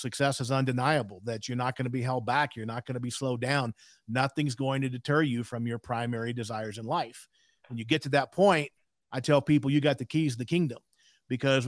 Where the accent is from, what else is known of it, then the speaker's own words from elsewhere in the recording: South Louisiana, United States; I was raised in South Louisiana